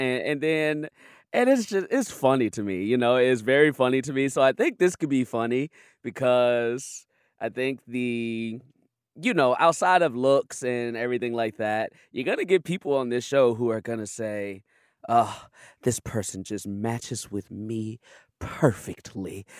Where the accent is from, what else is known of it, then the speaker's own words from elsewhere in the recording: Chicago, Illinois, United States; I grew up on the south side of Chicago